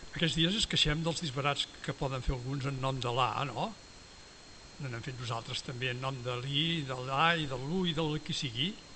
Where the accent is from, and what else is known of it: Esparreguera, Catalonia, Spain